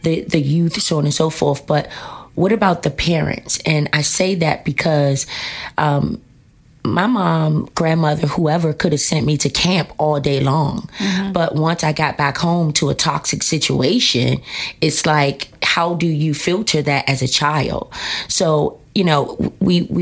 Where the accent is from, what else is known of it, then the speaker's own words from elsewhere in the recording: Washington, District of Columbia, United States; I am here in D.C.